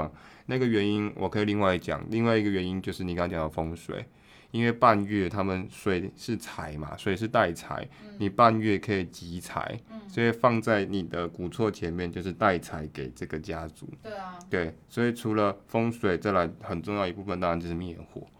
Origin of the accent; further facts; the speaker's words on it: Taiwan; 所以我们台湾人差点变成法国人，